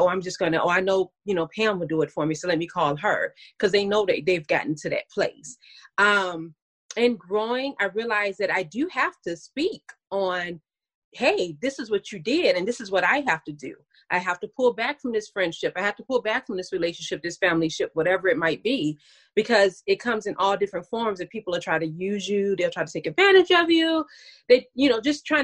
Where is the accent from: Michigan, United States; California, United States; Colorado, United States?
Michigan, United States; Detroit; now in Dallas, United States; I am actually from Detroit, Michigan, but I live in Dallas, Texas currently